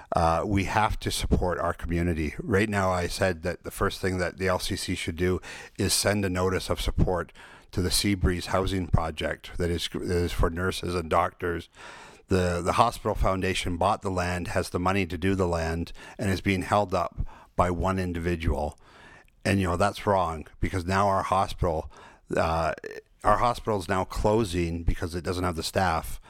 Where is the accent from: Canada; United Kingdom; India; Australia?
Canada; Salt Spring Island, British Columbia; I was born and raised here on Salt Spring